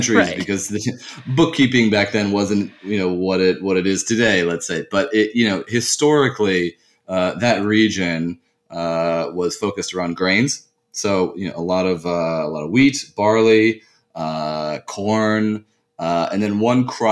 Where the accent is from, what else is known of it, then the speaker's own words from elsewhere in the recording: United States; also born or lived in France; I did move to the U.S. at a quite young age and spent most of my upbringing in the U.S.